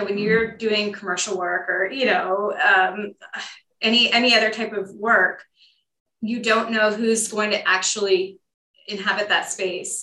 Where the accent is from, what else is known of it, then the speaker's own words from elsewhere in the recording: Tucson, Arizona, United States; moved away as an adult; also born or lived in New Orleans, Louisiana; now in Austin, United States; I'm from Tucson, Arizona, originally.